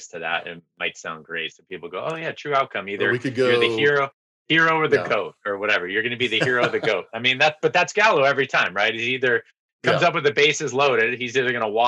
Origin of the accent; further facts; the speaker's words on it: Bay Area, California, United States; I grew up in the Bay Area